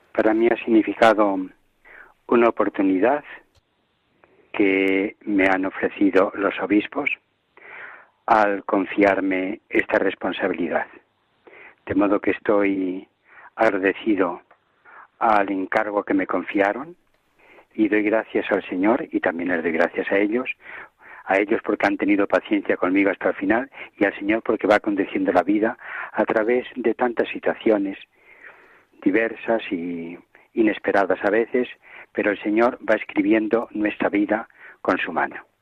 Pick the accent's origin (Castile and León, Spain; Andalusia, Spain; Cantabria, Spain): Castile and León, Spain; Villanueva del Campillo; moved away as an adult; also born or lived in Arenas de San Pedro / Ávila; now in Valladolid, Spain; Yo he nacido en una familia profundamente católica de mi pueblo que es Villanueva del Campillo